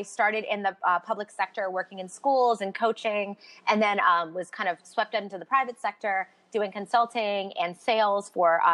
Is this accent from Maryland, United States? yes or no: yes; Baltimore, Maryland, United States; moved away; also born or lived in New York City; I'm from Baltimore originally. I lived in New York City for about a decade